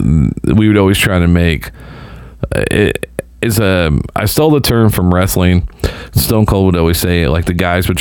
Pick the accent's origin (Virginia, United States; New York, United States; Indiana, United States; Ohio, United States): Indiana, United States; Southern; I grew up in Southern Indiana.